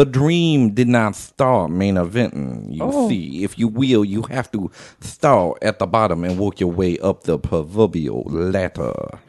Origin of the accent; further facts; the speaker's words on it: Texas, United States; I'm the son of a plumber. I grew up in Texas.